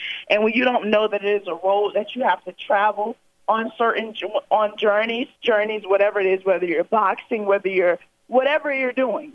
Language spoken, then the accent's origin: English; Pompano Beach, Florida, United States; come back to my hometown